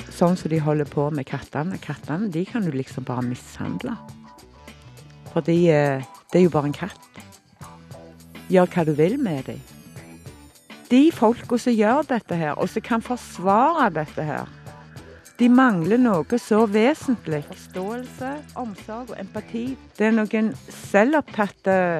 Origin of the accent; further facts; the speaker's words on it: Stavanger, Rogaland, Norway; født og oppvokst i Stavanger